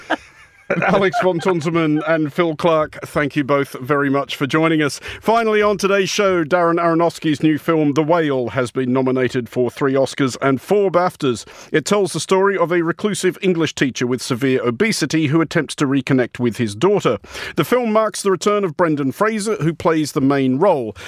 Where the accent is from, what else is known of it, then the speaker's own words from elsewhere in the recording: Australia; speaking as an Australian and an outsider to both Britain and the United States